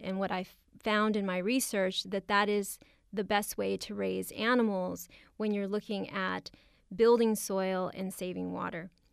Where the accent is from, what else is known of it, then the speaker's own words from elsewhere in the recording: Oxnard, California, United States; I come from Oxnard, California.